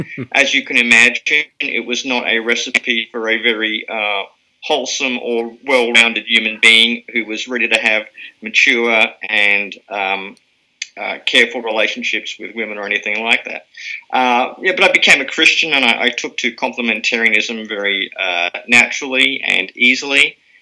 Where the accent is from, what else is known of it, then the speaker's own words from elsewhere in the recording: Germany; born there; Yes, I was born in Germany. My dad was serving in the British Army at the time.